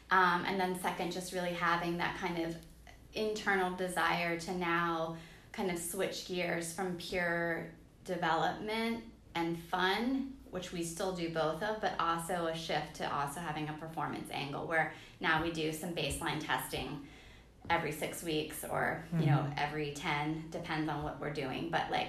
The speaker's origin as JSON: {"language": "English", "town": "Washington", "region": "District of Columbia", "country": "United States", "said": "I mean, I come from the Washington, D.C. area and we have some nice hills around there."}